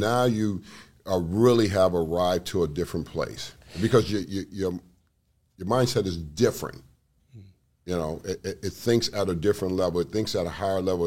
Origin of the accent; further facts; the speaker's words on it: Los Angeles, California, United States; growing up where I grew up in South Central Los Angeles